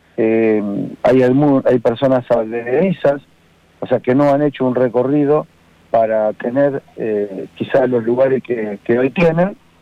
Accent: Gualeguaychú, Entre Ríos, Argentina; moved away as an adult; also born or lived in La Plata / Tres Arroyos; salí de una ciudad que es Entre Ríos, guaychú eh, a estudiar, eh, apoyado por, por, mi familia, con la idea de ser escribano

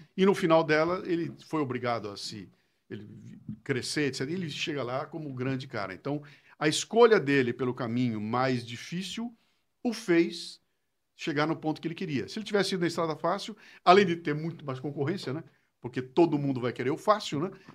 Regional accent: Bauru, São Paulo, Brazil; accent: interior de São Paulo; moved away as an adult; now in São Paulo, Brazil; Eu sou nasci em Bauru, morei em Bauru até os 18 anos de idade.

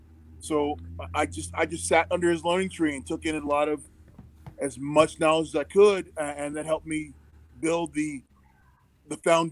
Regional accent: near Philadelphia, Pennsylvania, United States; I grew up near Philadelphia.

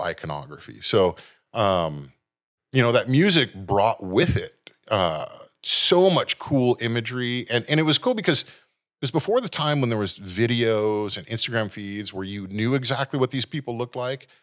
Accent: San Jose, California, United States; now in Santa Cruz, United States; born and raised in San Jose

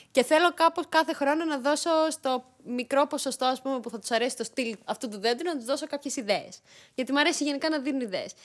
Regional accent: Greece; also born or lived in Yerevan, Armenia; Γεννήθηκα στο Γερεβάν, στην πρωτεύουσα τη Αρμενία, ε, το 1991 και ήρθα Ελλάδα δύο ετών.

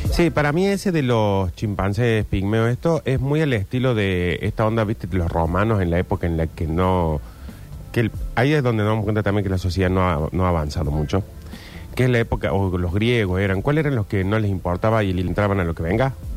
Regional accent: Argentina; los argentinos creemos que somos europeos

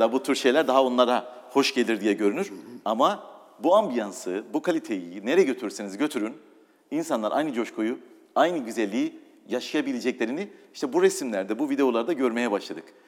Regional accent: Doğubayazıt, Ağrı Province, Turkey; moved away; also born or lived in Istanbul / England / Italy; Doğu Beyazıt'ta doğdum.

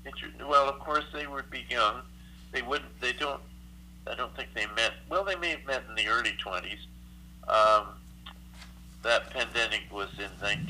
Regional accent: Kingston, Ontario, Canada; moved away as an adult; also born or lived in Oshawa, Ontario; now in Kitchener, Canada; I grew up in Kingston, Ontario.

